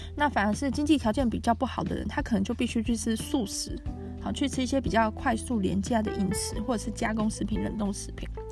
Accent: Taiwan; 我们是台湾人

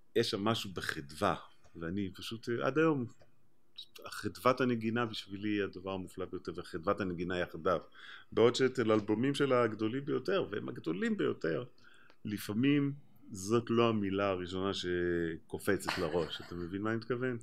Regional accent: Israel; בתור ישראלי

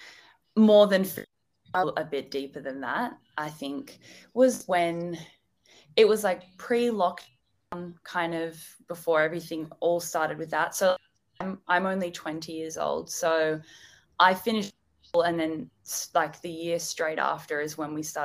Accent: Melbourne, Victoria, Australia; I'm from Melbourne as well

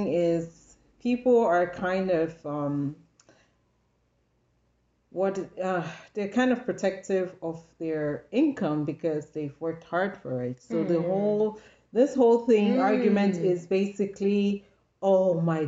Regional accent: Nigeria; I'm Nigerian

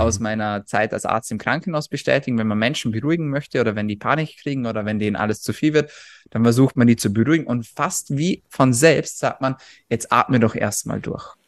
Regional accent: Austria; ich komme aus Österreich

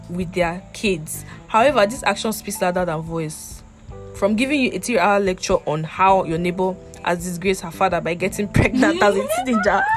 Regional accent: Nigeria; growing up in Nigeria

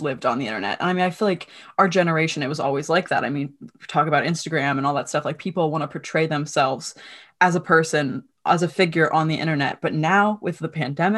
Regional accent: Allentown, Pennsylvania, United States; I am from Allentown, Pennsylvania

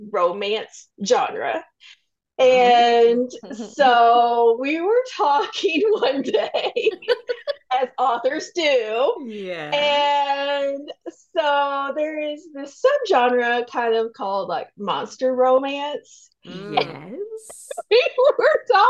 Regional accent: Kentucky, United States; accent: southern drawl; now in Colorado, United States; I'm from Kentucky originally, so I have a little bit of that southern drawl

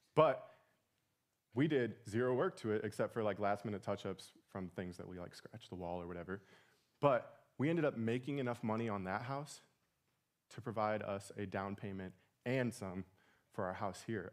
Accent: Portage, Indiana, United States; moved away; we're from Portage, Indiana

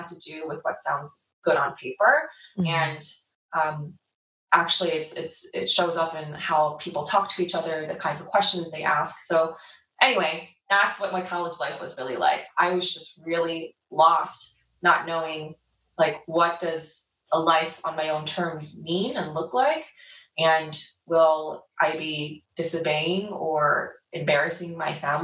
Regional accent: New Jersey, United States; moved away as an adult; now in Los Angeles, United States; I grew up in New Jersey on the East Coast. I'm based in LA now

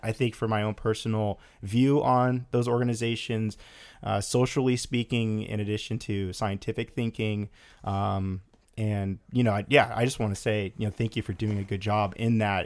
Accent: West Coast, United States; growing up on the West Coast

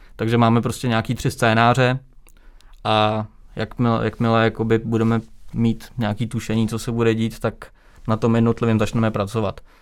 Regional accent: Třebíč, Vysočina Region, Czechia; v Třebíči, odkud pocházím

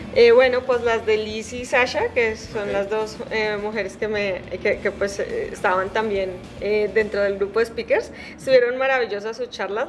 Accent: Garagoa, Boyacá, Colombia; now in Bogotá, Colombia; soy colombiana, soy, eh, soy de un pueblo que se llama Garagoa, en Boyacá

